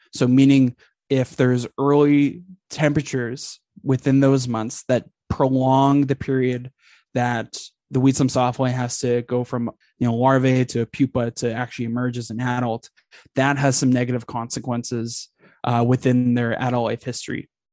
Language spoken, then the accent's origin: English; Edmonton, Alberta, Canada; moved away; also born or lived in Texas; I grew up in Edmonton, Alberta